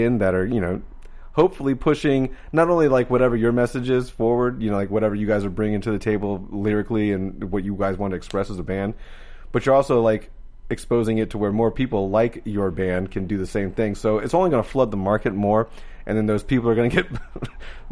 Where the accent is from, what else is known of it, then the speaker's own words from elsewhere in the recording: Florida, United States; I'm from Florida.